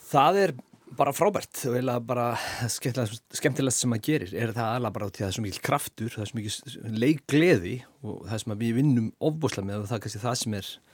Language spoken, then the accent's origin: Icelandic; Hafnarfjörður, Capital Region, Iceland; ég er úr Hafnafjörðu